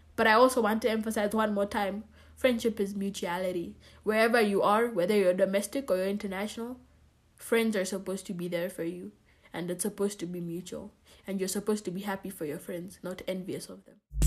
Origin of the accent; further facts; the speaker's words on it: Kenya; moved away; I'm Kenyan at the end of the day, and I'm proud to be